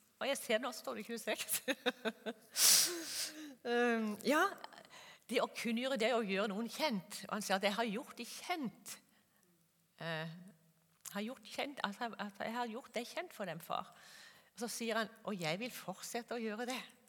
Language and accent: Norwegian; Kristiansand, Agder, Norway; moved away as an adult; also born or lived in Gjøvik / Molde; Jeg er født og oppvokst i Kristiansand på Sørlandet